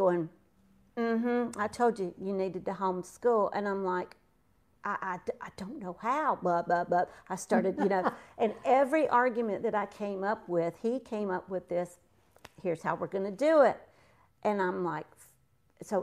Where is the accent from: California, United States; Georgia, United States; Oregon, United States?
Georgia, United States; accent: twang; also born or lived in South Florida; now in North Carolina, United States; moved to Georgia where I got my twang.